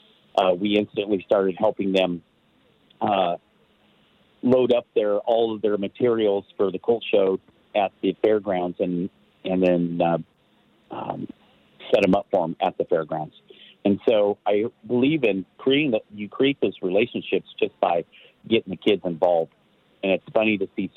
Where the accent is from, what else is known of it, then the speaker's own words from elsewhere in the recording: Marysville, California, United States; moved away as an adult; now in Nevada County, United States; I came from Marysville